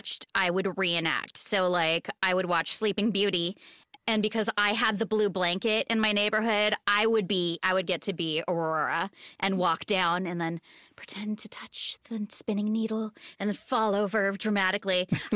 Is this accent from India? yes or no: no; Japan; now in Seattle, United States; So I was born in Japan on a naval base. Grew up there, did the whole army base local theater thing, moved to Seattle